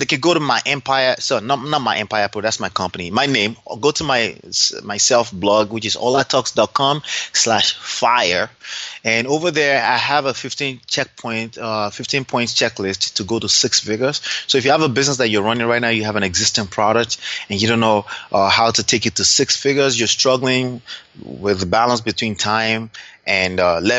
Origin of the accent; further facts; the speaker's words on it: Dallas, Texas, United States; born there; I'm a proud Nigerian. I was born here in Dallas, Texas, but I'm a proud Nigerian, I like to say.